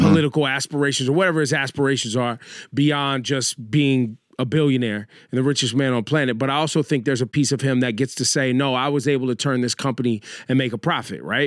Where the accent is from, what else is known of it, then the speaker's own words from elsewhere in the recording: Northern California, United States; I grew up in Northern California